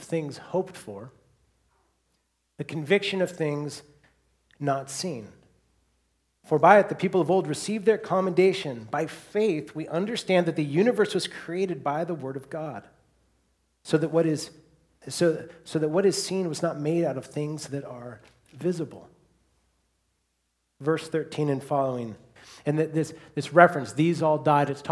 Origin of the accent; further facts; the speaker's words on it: Seattle, Washington, United States; now in Bellingham, United States; I grew up in Seattle, came to Western, graduated, got a degree in graphic design, and then moved back to Seattle